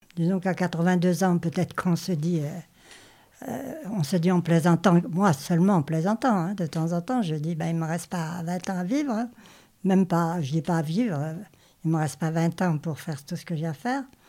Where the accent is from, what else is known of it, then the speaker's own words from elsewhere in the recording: Normandy, France; moved away as an adult; also born or lived in Paris region; Je viens de Normandie à l'origine et j'ai passé ma vie en région parisienne depuis l'âge de 18 ans.